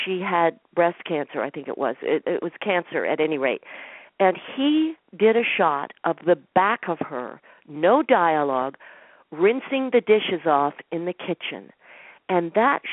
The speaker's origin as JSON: {"language": "English", "town": "Boulder", "region": "Colorado", "country": "United States", "tie": "born or raised there", "also_born_or_lived": "New York City / West Nyack, New York / Denver", "said": "When I was 7, 8 years old, we moved to Denver while our house was being built in Boulder, Colorado"}